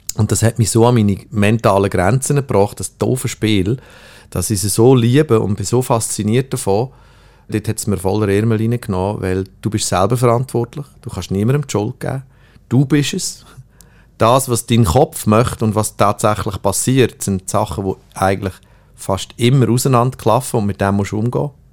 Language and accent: German; Switzerland; ich komme aus der Schweiz